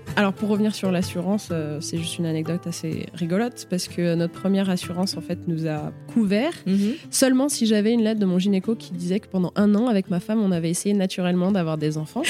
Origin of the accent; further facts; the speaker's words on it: Lyon, Auvergne-Rhône-Alpes, France; moved away as an adult; also born or lived in Paris / Singapore; now in Chicago, United States; je viens de Lyon. J'étais Lyon, je suis partie à dix-huit ans, j'étais à Paris, après, je suis partie en Asie